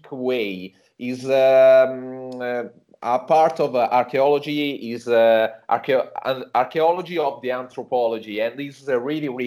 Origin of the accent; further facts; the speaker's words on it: Tuscany, Italy; I was born here in Tuscany, and I spent my childhood here in a small village in the countryside